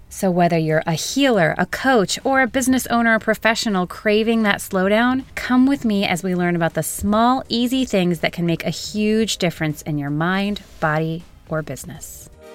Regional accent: Michigan, United States; now in Nashville, United States; we moved back to my hometown in Michigan for a couple of years

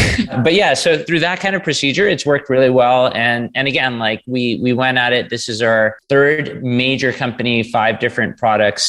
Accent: New York City, New York, United States; now in Canada; I grew up in New York City

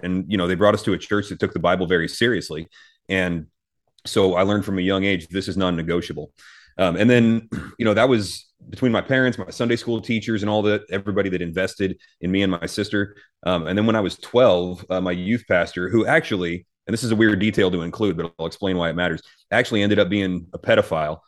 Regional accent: United States; as American Christians

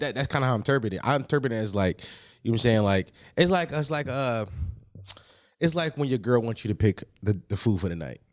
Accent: Philadelphia, Pennsylvania, United States; I'm from Philly

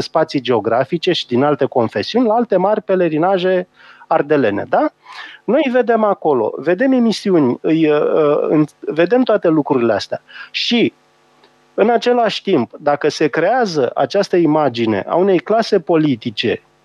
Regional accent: Romania; noi ca români

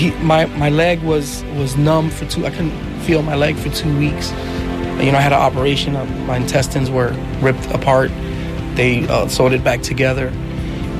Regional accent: New York City, New York, United States; I was born in New York, in the Bronx, but I was raised till I was six in Manhattan, in Washington Heights

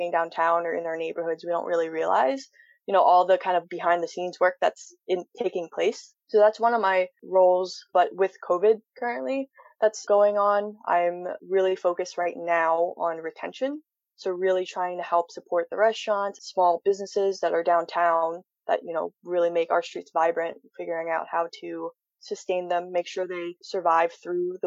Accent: Philadelphia, Pennsylvania, United States; I'm born and raised in Philadelphia

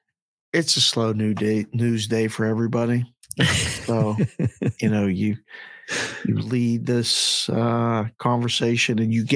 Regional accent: Pittsburgh, Pennsylvania, United States; growing up in Pittsburgh, every field we went to was different.

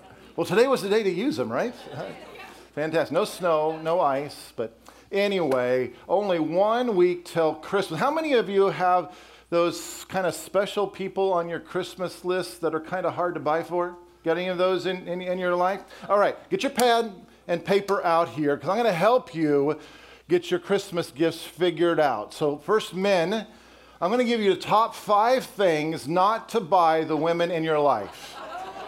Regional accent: Colorado, United States; also born or lived in Wisconsin; now in Texas, United States; I grew up in Colorado and then spent 14 years in Wisconsin

